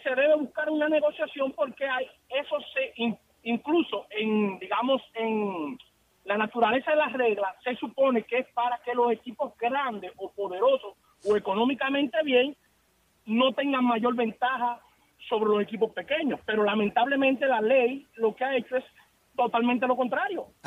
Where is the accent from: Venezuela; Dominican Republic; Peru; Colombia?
Dominican Republic; yo soy dominicano